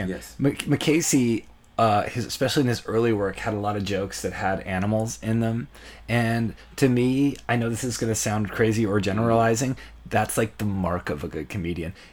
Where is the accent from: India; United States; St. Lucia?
St. Lucia; And I'm from St.